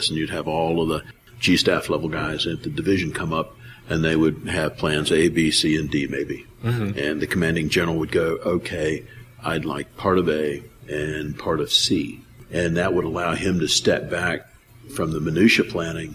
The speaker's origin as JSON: {"language": "English", "region": "the South", "country": "United States", "tie": "born or raised there", "accent": "southern", "said": "growing up in the South, speaking slow, accent"}